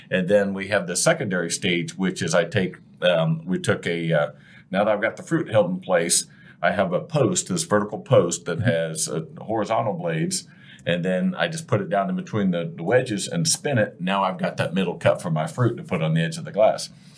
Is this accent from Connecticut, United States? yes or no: no; Ohio, United States; Yeah, we grew up in Ohio together.